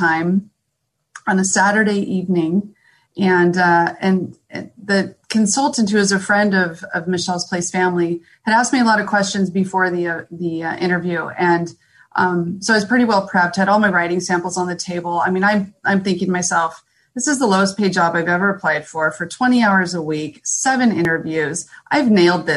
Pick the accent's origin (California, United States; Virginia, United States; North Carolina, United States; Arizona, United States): California, United States; San Diego; moved away as an adult; now in Temecula, United States; I was born and raised in San Diego